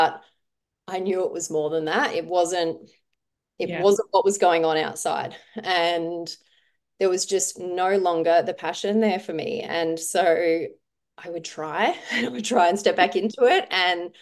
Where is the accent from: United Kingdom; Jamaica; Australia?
Australia; South Australia; I grew up in a small country town in South Australia